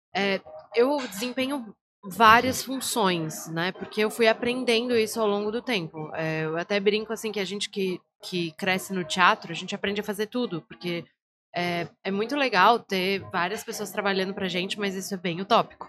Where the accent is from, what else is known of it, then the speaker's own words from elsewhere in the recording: Florianópolis, Santa Catarina, Brazil; minha família é do interior de Santa Catarina, mas eu nasci aqui em Floripa